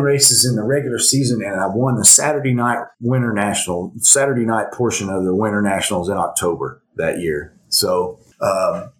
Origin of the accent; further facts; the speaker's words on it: Elgin, Oklahoma, United States; I grew up here in Elgin and played sports and everything here in Elgin